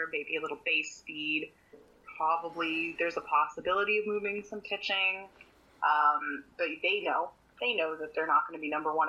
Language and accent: English; Canada; As a Canadian